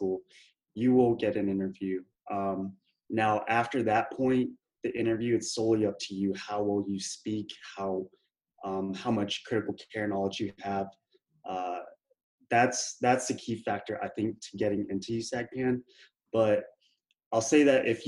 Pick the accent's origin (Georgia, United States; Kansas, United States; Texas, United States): Texas, United States; Killeen; also born or lived in Houston, Texas; I'm from Killeen, Texas, which some of y'all might know. It's next to Fort Hood, Central Texas, basically. So I was born and raised there